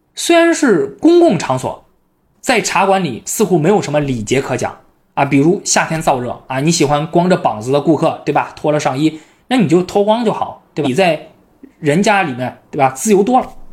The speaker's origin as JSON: {"language": "Chinese", "region": "northern China", "country": "China", "said": "我是北方人"}